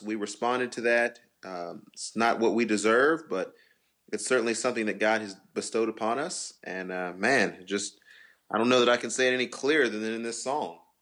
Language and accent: English; Temple, Texas, United States; I'm from Temple.